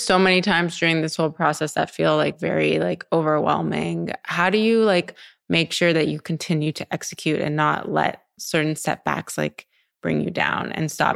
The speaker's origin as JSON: {"language": "English", "town": "Montreal", "region": "Quebec", "country": "Canada", "also_born_or_lived": "New York", "moved": "as an adult", "lives_now": "Los Angeles, United States", "said": "I was from Montreal"}